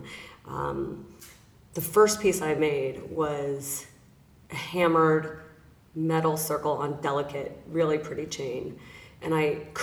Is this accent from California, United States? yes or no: yes; Los Angeles, California, United States; I am born and raised in Los Angeles, California